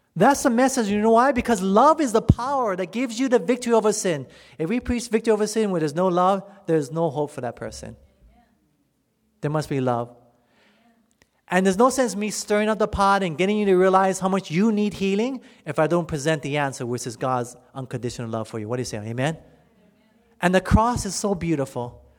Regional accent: United States; you and me as American citizens

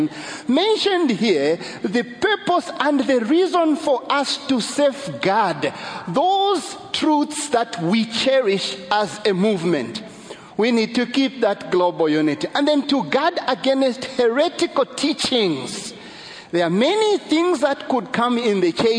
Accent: Zambia; I'm from Zambia

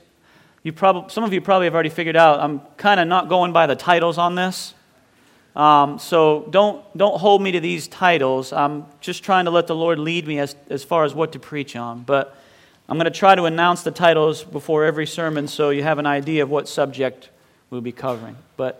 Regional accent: Bath, Maine, United States; "You're from New England, aren't you?" So I guess, I don't know what happened there with the accent. But I grew up in Bath, Maine.

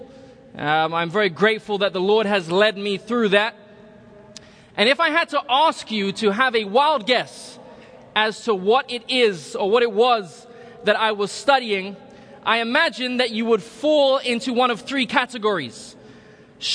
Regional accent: London, United Kingdom; moved away as an adult; also born or lived in Republic of Ireland; now in California, United States; I was born in the Republic of Ireland, grew up in London, England

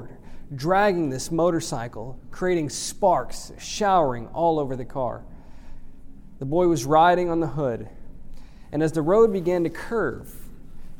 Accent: Houston, Texas, United States; I grew up in Houston, Texas

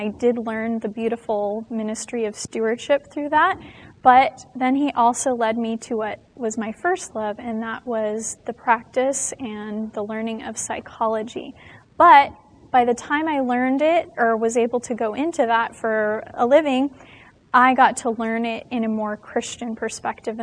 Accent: Las Vegas, Nevada, United States; now in California, United States; I am from the state of California. Not originally. I was born in Las Vegas, Nevada

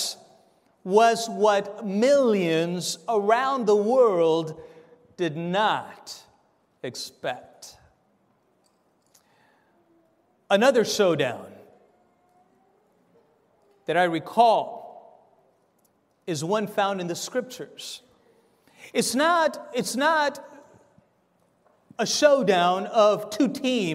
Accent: Argentina; moved away; I'm from Argentina myself

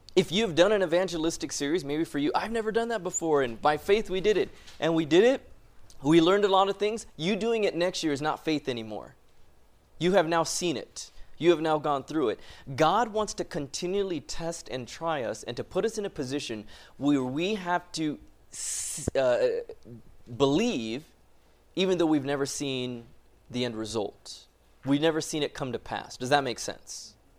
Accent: Loma Linda, California, United States; moved away as an adult; I was born and raised in Loma Linda.

